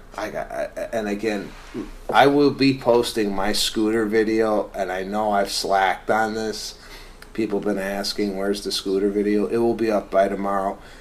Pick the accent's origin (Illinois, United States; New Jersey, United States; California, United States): Illinois, United States; Chicago; moved away; growing up in Chicago